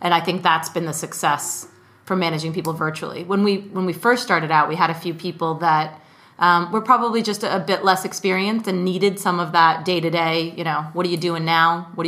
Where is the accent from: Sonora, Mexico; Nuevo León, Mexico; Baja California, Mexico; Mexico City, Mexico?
Mexico City, Mexico; because I grew up in Mexico City.